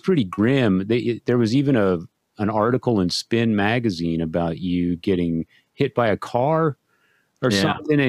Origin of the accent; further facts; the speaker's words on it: Texas, United States; I'm from Texas